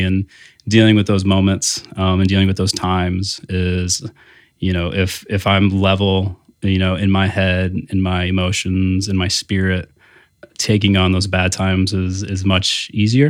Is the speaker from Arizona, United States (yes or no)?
no; South Bend, Indiana, United States; also born or lived in Bloomington, Indiana; I am from South Bend, you know, born, grew up